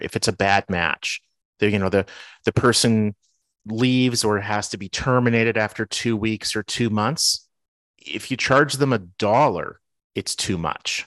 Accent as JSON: {"language": "English", "town": "Winnipeg", "region": "Manitoba", "country": "Canada", "tie": "born or raised there", "moved": "yes", "lives_now": "Minneapolis, United States", "said": "the city that I grew up in, which is Winnipeg"}